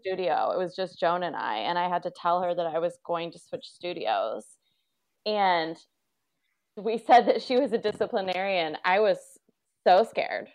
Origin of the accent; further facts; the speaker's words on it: Newark, United States; moved away as an adult; also born or lived in Boston / Los Angeles; we grew up in Newark and it was very small town. I looked it up, fifty thousand people